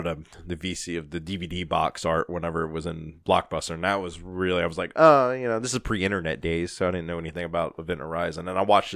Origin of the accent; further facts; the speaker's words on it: the South, United States; we're from the South